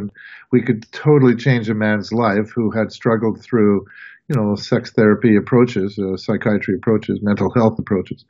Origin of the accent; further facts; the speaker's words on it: Montreal, Quebec, Canada; moved away as an adult; also born or lived in Providence; I'm from Montreal, Quebec, Canada, and I was a classic Canadian playing hockey